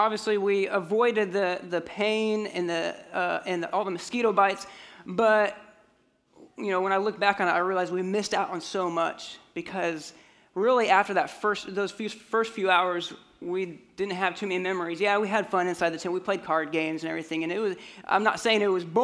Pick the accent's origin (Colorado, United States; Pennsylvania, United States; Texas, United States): Colorado, United States; moved away; I grew up in Colorado